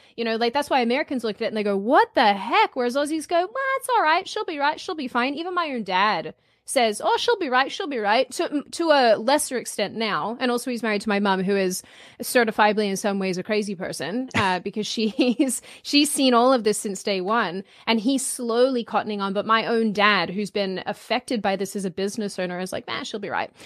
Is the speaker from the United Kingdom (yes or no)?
no; Melbourne, Victoria, Australia; moved away as an adult; now in United States; I grew up in Melbourne